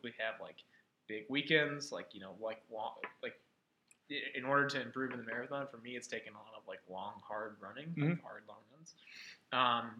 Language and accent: English; Atlanta, Georgia, United States; I was born and raised in Atlanta